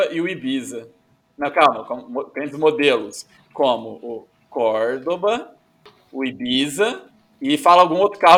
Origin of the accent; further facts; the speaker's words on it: Brotas, São Paulo, Brazil; Sou natural de Brotas.